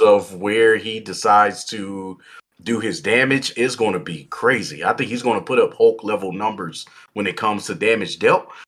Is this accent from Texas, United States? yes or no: yes; Texas, United States; now in Idaho, United States; I'm from Texas and I moved to Idaho